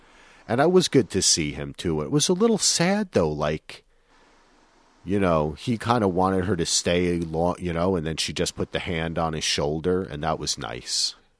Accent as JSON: {"language": "English", "region": "New Jersey", "country": "United States", "said": "I'm from New Jersey, so I pronounce it Alara"}